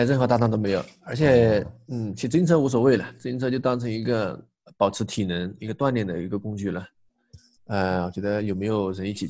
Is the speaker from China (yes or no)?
yes; Enshi, Hubei, China; 们那个地方以前叫鄂西，但现在叫恩施了，挨着重庆的，所以说说话这些啊、生活习惯呀、呃，地方文化呀，都跟重庆没有区别。